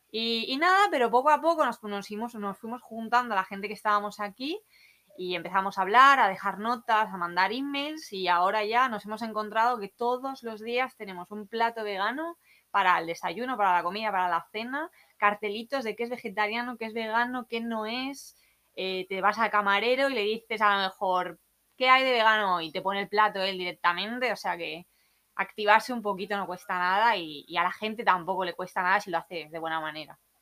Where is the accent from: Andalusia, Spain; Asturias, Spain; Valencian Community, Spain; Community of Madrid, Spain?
Valencian Community, Spain; Alicante; moved away as an adult; also born or lived in London; now in Byron Bay, Australia; Vengo de Alicante, España